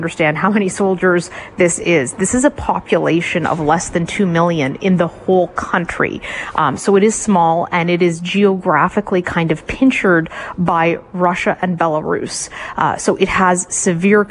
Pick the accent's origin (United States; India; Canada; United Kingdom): Canada; we're Canadian